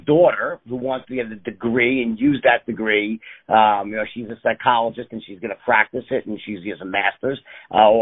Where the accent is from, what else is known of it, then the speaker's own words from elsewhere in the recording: New York City, New York, United States; I was born in New York City